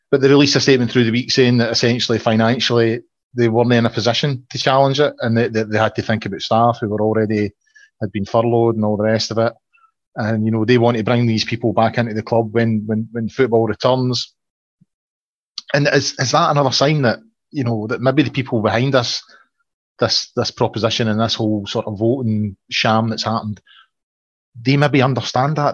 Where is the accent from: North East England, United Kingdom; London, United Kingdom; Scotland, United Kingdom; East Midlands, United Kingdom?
Scotland, United Kingdom; Falkirk; I'm from the Falkirk area